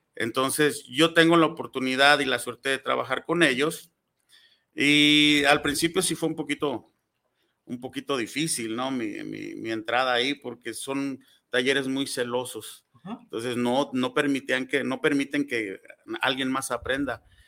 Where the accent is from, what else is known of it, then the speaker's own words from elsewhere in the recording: Tlaquepaque, Jalisco, Mexico; soy originario de Tlaquepaque, soy artesano 100% de Tlaquepaque